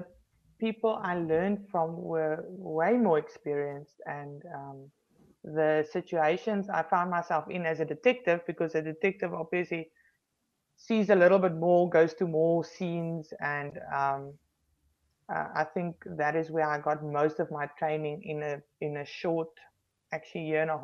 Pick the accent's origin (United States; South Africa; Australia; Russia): South Africa; Paarl, Western Cape; I was stationed at a station where, in Paul, it was my hometown at that time